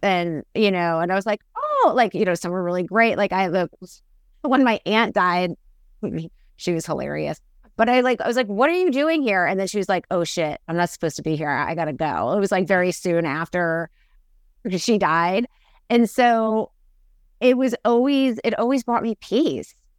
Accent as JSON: {"language": "English", "region": "New York", "country": "United States", "said": "I'm from New York"}